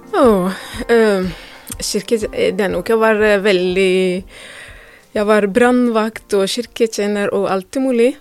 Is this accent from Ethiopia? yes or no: yes; Ethiopia; Norwegian is a second language; moved away as an adult; now in Drammen, Norway; Jeg kommer fra Etiopia